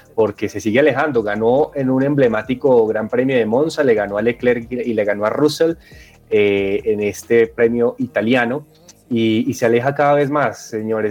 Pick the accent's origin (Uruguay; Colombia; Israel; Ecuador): Colombia; nosotros como colombianos